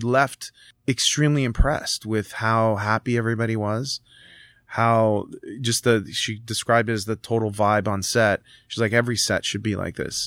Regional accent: Canada; also born or lived in Italy (parents); I was born here

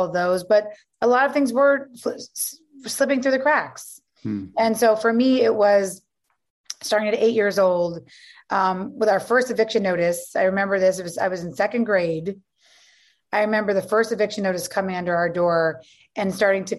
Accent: New York City, New York, United States; also born or lived in Virginia; We grew up on Avenue C and 14th Street.

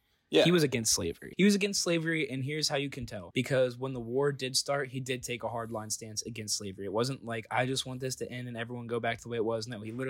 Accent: Ohio, United States; moved away; I get to enjoy being a Southerner, but I was born in the North

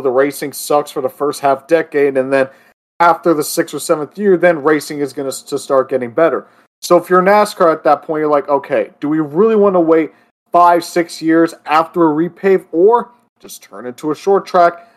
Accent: Florida, United States; my home state of Florida

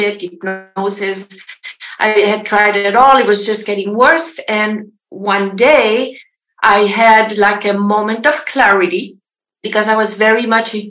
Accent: French part of Switzerland, Romandy, Switzerland; moved away as an adult; now in Los Angeles, United States; I am from Switzerland originally, if you wonder about my accent. So I originally the French part of Switzerland. I grew up on a farm.

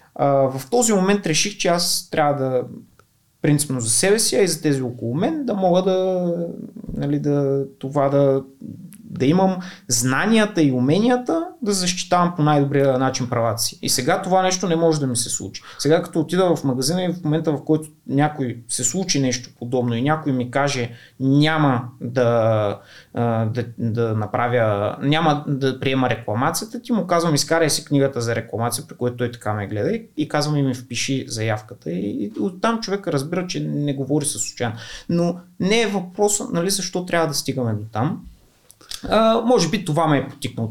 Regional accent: Kardzhali, Kardzhali Province, Bulgaria; Аз съм от Кърджали, а, първите 7 години съм учил в училище

